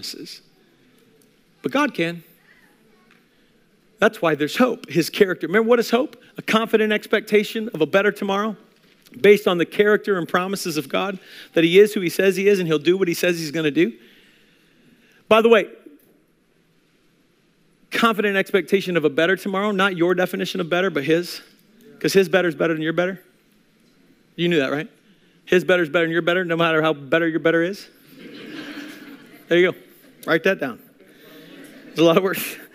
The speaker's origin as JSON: {"language": "English", "town": "Pekin", "region": "Illinois", "country": "United States", "moved": "yes", "said": "I am from Pekin, Illinois."}